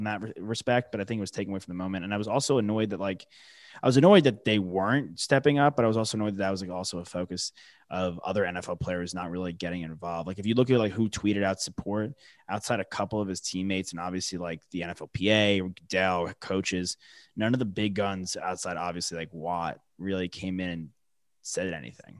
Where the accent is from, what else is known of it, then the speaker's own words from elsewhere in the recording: New York, United States; the local guys for, like, my hometown